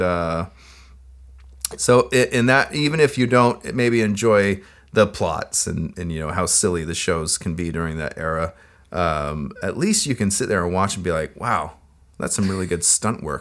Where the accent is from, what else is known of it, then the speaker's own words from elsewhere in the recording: United States; I am an American